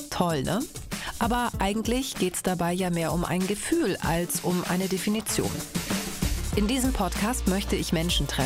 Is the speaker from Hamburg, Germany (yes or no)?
yes; Hamburg, Germany; Meine Eltern stammen aus Griechenland. Ich komme aus Hamburg. Bin also ein bisschen beides. Griechische Hamburgerin oder andersrum. Im Bürokratendeutsch Mensch mit Migrationshintergrund.